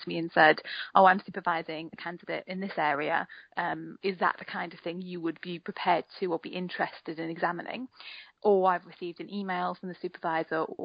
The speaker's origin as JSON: {"language": "English", "town": "Newcastle upon Tyne", "region": "North East England", "country": "United Kingdom", "moved": "yes", "lives_now": "Brighton, United Kingdom", "said": "I'm from Newcastle originally"}